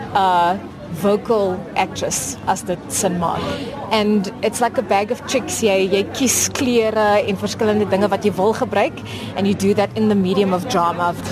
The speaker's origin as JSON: {"language": "Afrikaans", "town": "Paarl", "region": "Western Cape", "country": "South Africa", "tie": "born or raised there", "said": "Ek is uh, gebore en getoe in die Parel in die Wes-Kaap"}